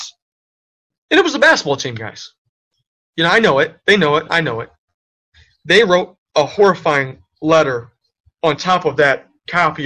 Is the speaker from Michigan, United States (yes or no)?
yes; Inkster, Michigan, United States; also born or lived in Detroit; growing up in Inkster